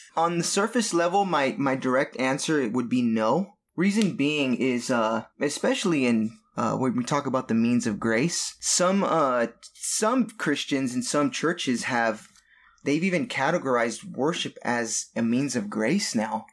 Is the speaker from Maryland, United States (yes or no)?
no; Southern California, United States; born and raised in Southern California